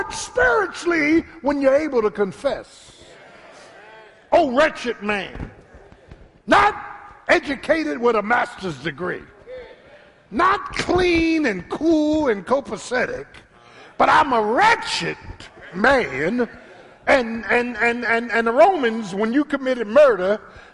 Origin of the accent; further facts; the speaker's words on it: Philadelphia, Pennsylvania, United States; The same boys I grew up with in South Philly